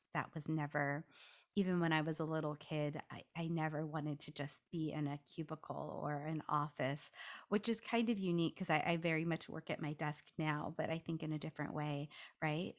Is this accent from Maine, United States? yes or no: no; Los Angeles, California, United States; also born or lived in Washington DC; now in Washington, D.C., United States; I'm from Los Angeles